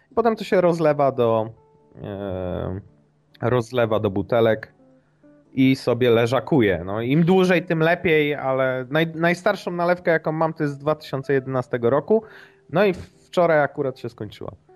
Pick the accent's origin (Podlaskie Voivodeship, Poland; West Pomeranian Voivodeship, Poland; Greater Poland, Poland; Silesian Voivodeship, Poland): West Pomeranian Voivodeship, Poland; Szczecinek; Pochodzę z takiej metropolii e, w województwie zachodniopomorskim jak Szczecinek.